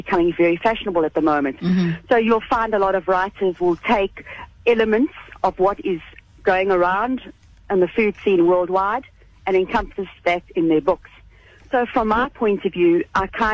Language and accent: English; Free State, South Africa; also born or lived in Paris / Cape Town; my Free State upbringing is still very much a part of me